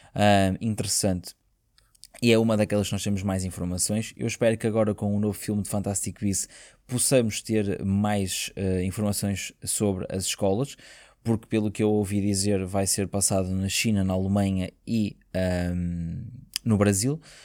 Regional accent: Portugal; nós que somos portugueses

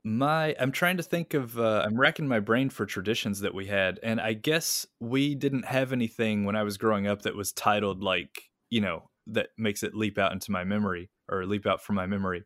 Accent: Kentucky, United States; moved away as an adult; now in Ishikawa, Japan; at that time in the nineties in my hometown

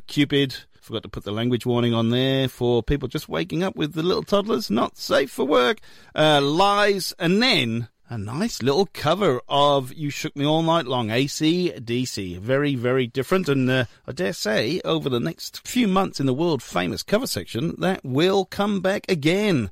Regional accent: Wales, United Kingdom; now in Australia; Wales, my homeland, and actually my hometown

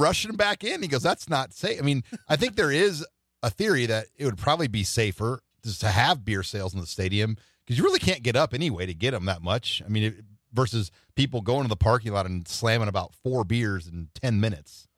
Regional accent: Omaha, Nebraska, United States; I'm from South Omaha

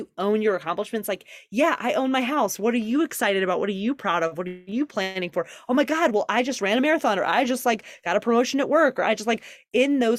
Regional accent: Deep South, United States; So I grew up in the Deep South

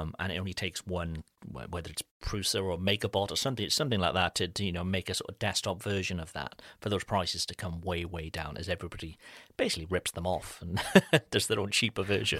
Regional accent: Cardiff, Wales, United Kingdom; moved away; back in my hometown

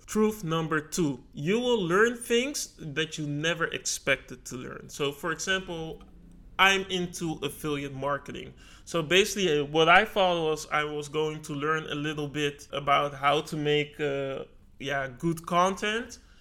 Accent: Netherlands; I was born in the Netherlands

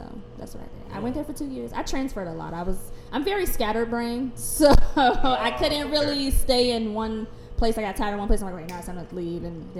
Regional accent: Chicago, Illinois, United States; I grew up on 61st and Kimbark.

